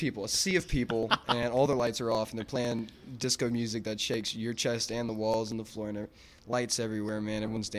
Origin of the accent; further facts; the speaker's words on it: Baton Rouge, Louisiana, United States; Baton Rouge, Louisiana, yeah.